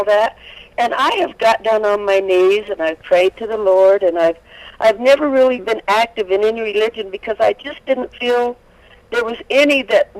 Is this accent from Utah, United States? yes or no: yes; Salt Lake City, Utah, United States; I was born and raised in Salt Lake, and I've always felt guilty when it comes to religion and all